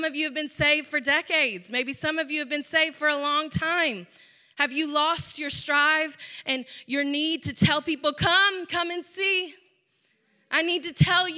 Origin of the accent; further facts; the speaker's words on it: Georgia, United States; I grew up in a Southern home, obviously. I'm from Georgia